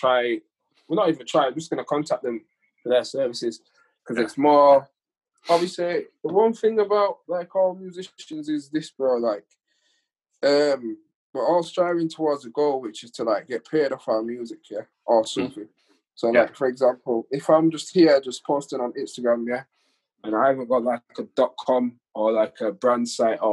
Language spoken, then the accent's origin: English; Huddersfield, Yorkshire and the Humber, United Kingdom; accent: broad Yorkshire; I am broad from Yorkshire